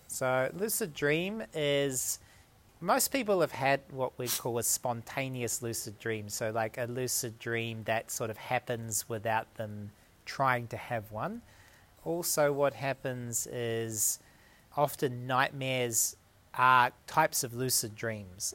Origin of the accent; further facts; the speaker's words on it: New Zealand; moved away as an adult; also born or lived in Dunedin, New Zealand / New South Wales, Australia; now in Australia; I live about two hours south of Sydney, but originally I'm from New Zealand.